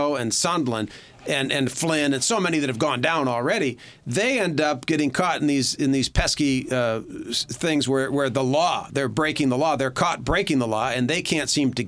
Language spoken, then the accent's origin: English; Michigan, United States; growing up in the Democratic Party in Michigan